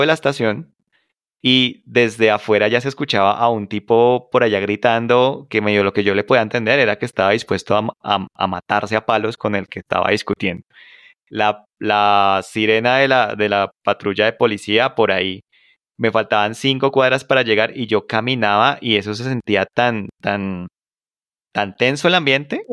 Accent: Colombia; yo soy el latino que acaba de llegar con una maleta de Colombia

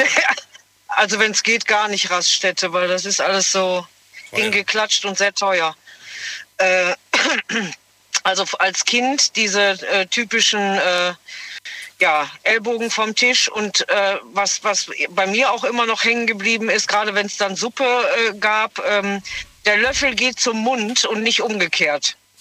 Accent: Bergisches Land, North Rhine-Westphalia, Germany; ich bin ja gebürtig aus dem Bergischen

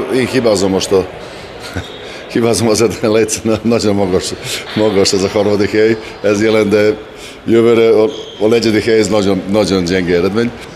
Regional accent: Subotica, Vojvodina, Serbia; Hungarian is a second language; now in Szeged, Hungary; Szeged ismerem, mint szabadkai vagyok

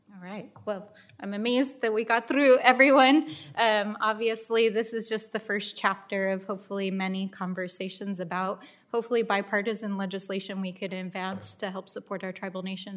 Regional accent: Albuquerque, New Mexico, United States; Albuquerque, which is my hometown

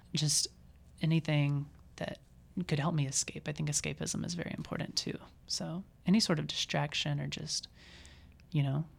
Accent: Mississippi, United States; moved away as an adult; now in Iowa, United States; I'm from Mississippi

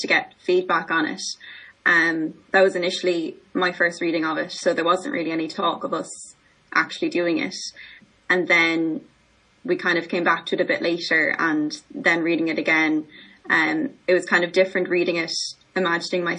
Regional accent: Ireland; as Irish women

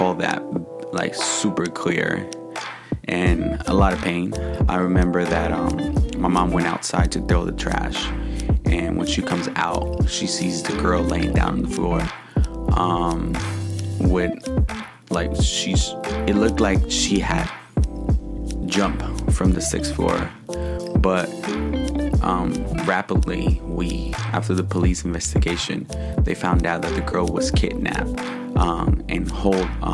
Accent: Michoacán, Mexico; also born or lived in Uruapan, Michoacán, Mexico / Lázaro Cárdenas, Michoacán / Apatzingán, Michoacán / Morelia, Michoacán; now in United States; my childhood growing up in Michoacán

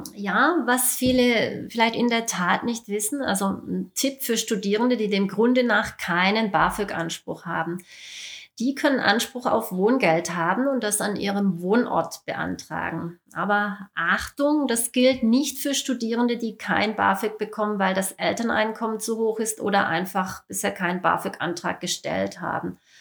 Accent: Baden-Württemberg, Germany; Hier bei uns im Ländle

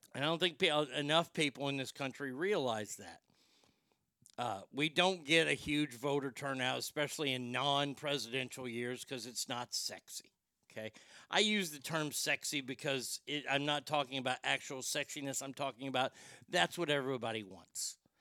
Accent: Texas, United States; growing up in Texas, growing up in the 70s and 80s

